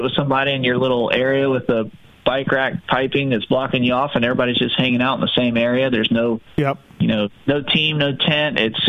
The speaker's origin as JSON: {"language": "English", "town": "Concord", "region": "North Carolina", "country": "United States", "tie": "born or raised there", "said": "I was a kid from Concord, North Carolina. You know, it's NASCAR country"}